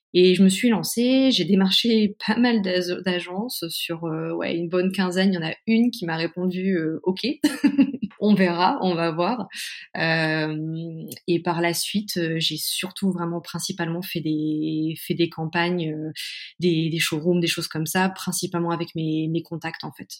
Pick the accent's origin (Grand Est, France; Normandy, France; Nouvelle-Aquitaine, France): Normandy, France; Caen; moved away as an adult; also born or lived in Paris; now in Mayenne, France; je suis née en Normandie, à Caen. Euh, j'ai fait mes études jusqu'en deuxième année de fac euh, là-bas